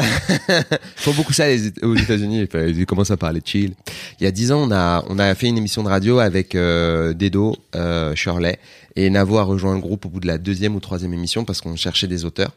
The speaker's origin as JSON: {"language": "French", "town": "Aubervilliers", "region": "Île-de-France", "country": "France", "tie": "born or raised there", "said": "mon enfance à Aubervilliers."}